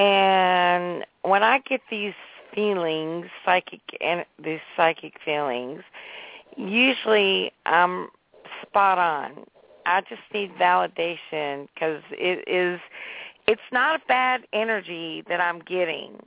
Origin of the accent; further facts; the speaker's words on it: Nashville, Tennessee, United States; also born or lived in Boston; but I've been here since I was six years old